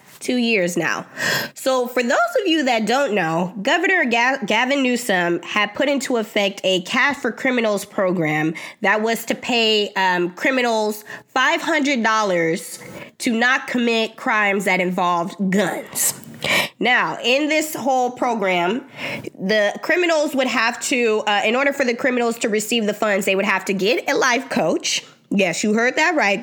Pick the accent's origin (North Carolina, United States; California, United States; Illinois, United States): California, United States; Bay Area; I'm from the Bay Area